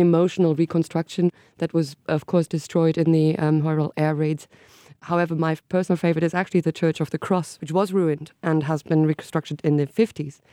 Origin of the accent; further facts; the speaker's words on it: middle of Germany, Central Germany, Germany; moved away as an adult; now in Berlin, Germany; I grew up in the middle of Germany, so of what formerly was West Germany